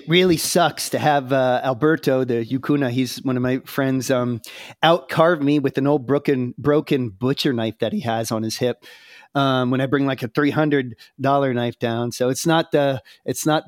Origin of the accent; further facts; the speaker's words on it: United States; I'm American